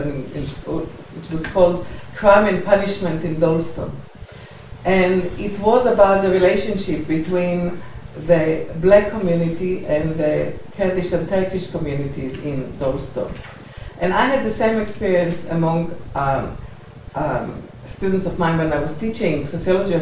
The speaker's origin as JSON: {"language": "English", "country": "Israel", "moved": "yes", "lives_now": "United Kingdom", "said": "I come from Israel"}